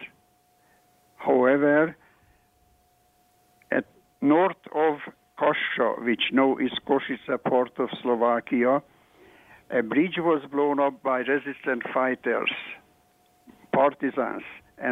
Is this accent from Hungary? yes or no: yes; northeastern Hungary, Hungary; moved away; I was at my hometown in northeastern Hungary